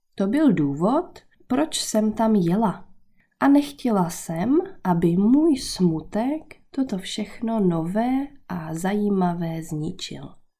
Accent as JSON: {"language": "Czech", "country": "Czechia", "also_born_or_lived": "Brittany, France", "moved": "as an adult", "lives_now": "France", "said": "v Česku, odkud pocházím."}